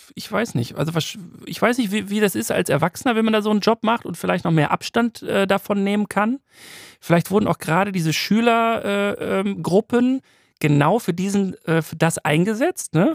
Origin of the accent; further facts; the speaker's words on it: Waltrop, North Rhine-Westphalia, Germany; in Waltrop, wo ich herkomme